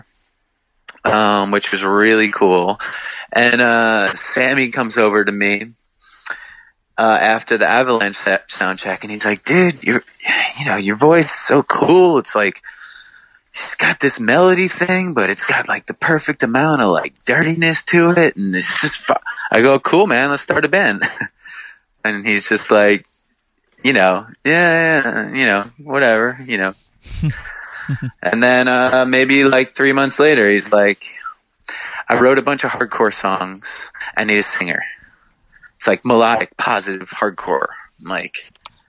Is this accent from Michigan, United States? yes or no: no; Long Island, New York, United States; we grew up on Long Island